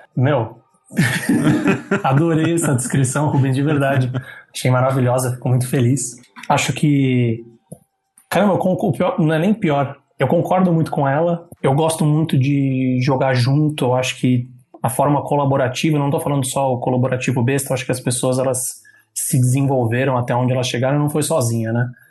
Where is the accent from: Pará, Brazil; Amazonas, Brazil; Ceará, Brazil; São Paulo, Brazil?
São Paulo, Brazil; sou de São Paulo, da, da Moca. Na então, Moca